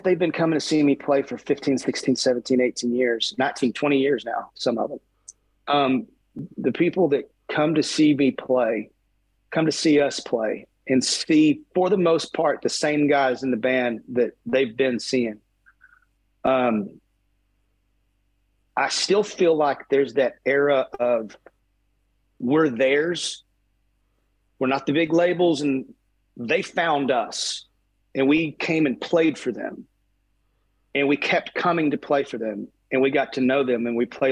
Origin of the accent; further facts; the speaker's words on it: Texas, United States; born and raised in Texas